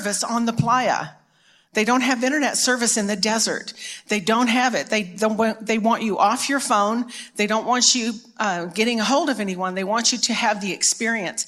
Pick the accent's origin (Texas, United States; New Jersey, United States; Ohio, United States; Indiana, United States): Texas, United States; Dallas; I'm from Dallas originally, born here